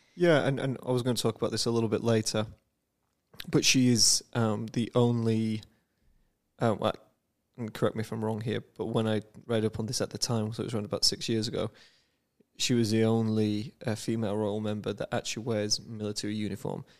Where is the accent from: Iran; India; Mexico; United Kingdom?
United Kingdom; I am a Brit